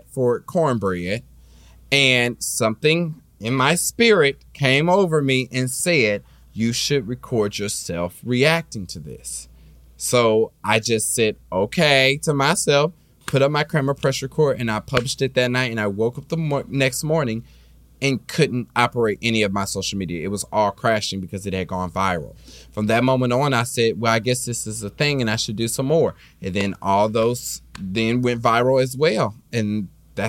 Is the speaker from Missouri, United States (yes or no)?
yes; Kansas City, Missouri, United States; now in Los Angeles, United States; I was raised in Kansas City, so I was raised in the Baptist church